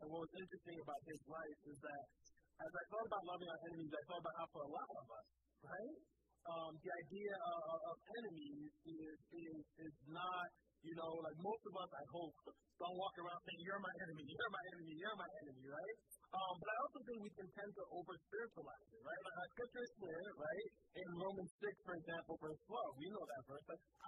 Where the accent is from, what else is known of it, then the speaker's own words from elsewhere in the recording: Liberia; also born or lived in Sierra Leone / Ivory Coast; Like, I grew up in Liberia and in Sierra Leone and in Ivory Coast.